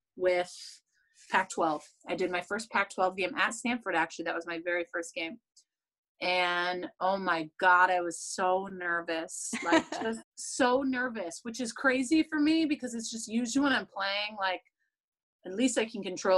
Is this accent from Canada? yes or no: yes; Canada; I'm still Canadian